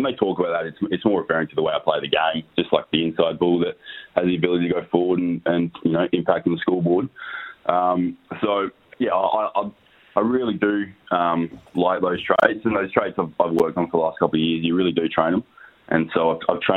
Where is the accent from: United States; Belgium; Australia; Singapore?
Australia; I was born in Australia. But, yeah, my family's originally from India